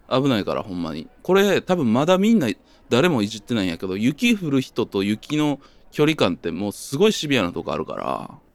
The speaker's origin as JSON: {"language": "Japanese", "country": "Japan", "tie": "born or raised there", "said": "僕の地元も近いんですけど"}